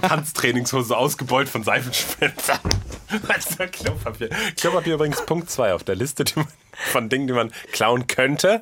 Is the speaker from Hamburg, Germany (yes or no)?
no; Münster, North Rhine-Westphalia, Germany; meiner Heimatstadt Münster